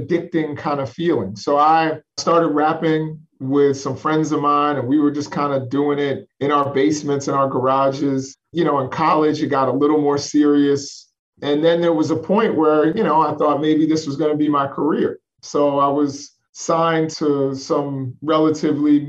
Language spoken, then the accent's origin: English; New York City, New York, United States; I'm originally from Spanish Harlem